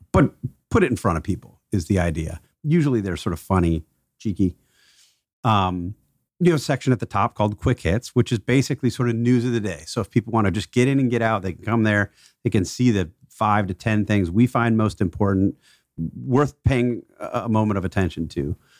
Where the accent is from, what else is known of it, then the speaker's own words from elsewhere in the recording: Milwaukee, Wisconsin, United States; Milwaukee's my hometown